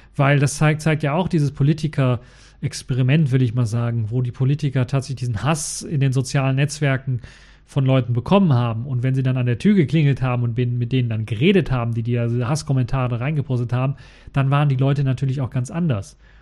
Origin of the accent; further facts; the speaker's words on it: Germany; als Deutscher